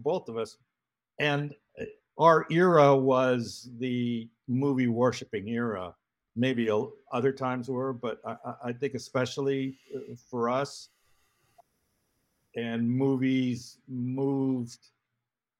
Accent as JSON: {"language": "English", "town": "San Francisco", "region": "California", "country": "United States", "tie": "born or raised there", "also_born_or_lived": "Los Angeles", "moved": "as an adult", "said": "growing up in San Francisco"}